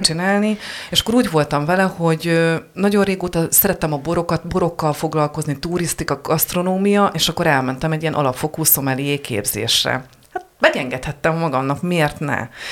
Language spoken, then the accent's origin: Hungarian; Heves, Hungary; én Hevesről származom